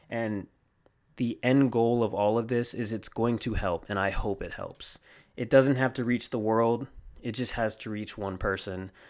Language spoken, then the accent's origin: English; Riverside, California, United States; I'm originally from the West Coast, uh, Riverside, California to be exact, and I am on the East Coast now. I'm a military child, so uh, we're out here for now.